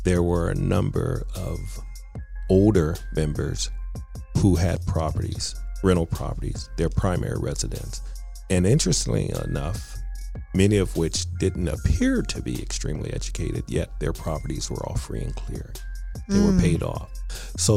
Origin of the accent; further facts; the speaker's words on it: San Francisco, California, United States; now in Oakland, United States; I am originally from San Francisco. I currently reside in Oakland, California